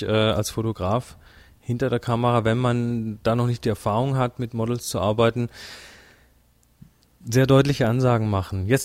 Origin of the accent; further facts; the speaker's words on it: Pinneberg, Schleswig-Holstein, Germany; now in Munich, Germany; Ich bin aus Pinneberg, wohne aber seit zehn Jahren in München und jetzt habe ich hier Spaß auf dem Workshop.